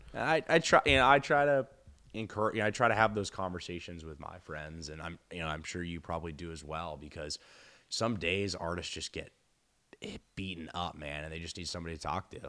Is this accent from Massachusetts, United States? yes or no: yes; Boston, Massachusetts, United States; I'm from Boston